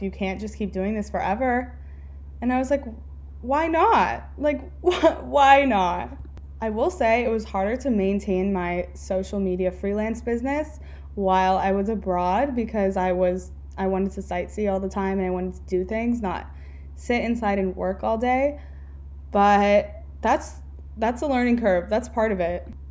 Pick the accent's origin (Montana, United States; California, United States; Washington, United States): California, United States; moved away as an adult; also born or lived in Pennsylvania / Fort Lauderdale, Florida; I grew up in California